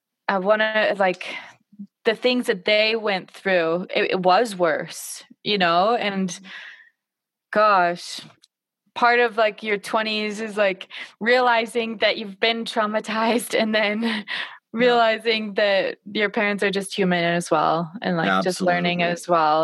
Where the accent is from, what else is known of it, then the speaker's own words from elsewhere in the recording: Idaho, United States; I am from Idaho